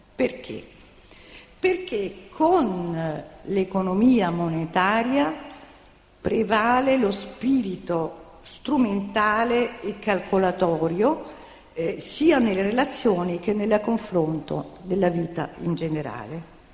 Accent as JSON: {"language": "Italian", "town": "Naples", "region": "Campania", "country": "Italy", "also_born_or_lived": "New York", "said": "io sono napoletana di origine"}